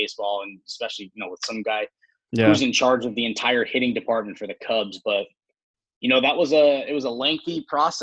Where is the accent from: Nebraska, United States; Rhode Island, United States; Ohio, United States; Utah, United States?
Rhode Island, United States; Pawtucket; also born or lived in Boston, Massachusetts; I grew up in Pawtucket, Rhode Island.